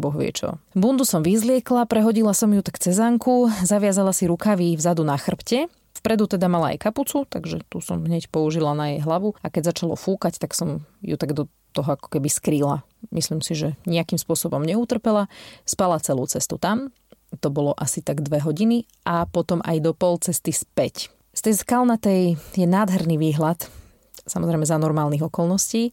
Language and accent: Slovak; Žarnovica, Banská Bystrica Region, Slovakia; pochádzam zo Žarnovice a dospievanie som strávila v podstate na Bánsku šťavnických tajchoch